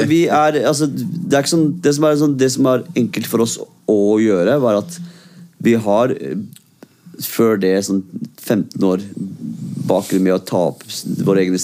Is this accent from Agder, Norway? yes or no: no; Oslo, Norway; also born or lived in Iraq; er kurder født i Irak, liksom. Så jeg kom til Norge da jeg var fem.